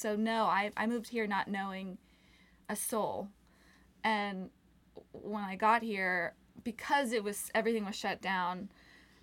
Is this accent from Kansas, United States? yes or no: no; North Plains, Oregon, United States; moved away as an adult; also born or lived in Los Angeles, California; now in Nashville, United States; I'm originally from Oregon, a small town called North Plains